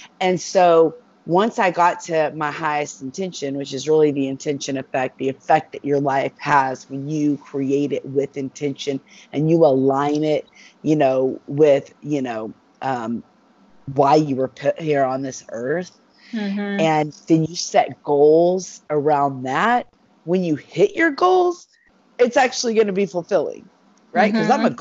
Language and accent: English; Dallas, Texas, United States; I'm from Texas. I'm from Dallas